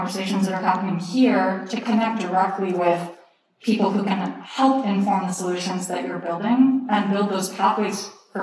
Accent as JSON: {"language": "English", "region": "Texas", "country": "United States", "said": "I'm from Texas, from the US."}